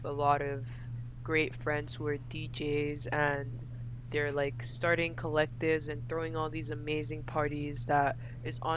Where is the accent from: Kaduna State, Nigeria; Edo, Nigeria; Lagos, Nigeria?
Lagos, Nigeria; moved away; also born or lived in United Kingdom; I was born and raised in Lagos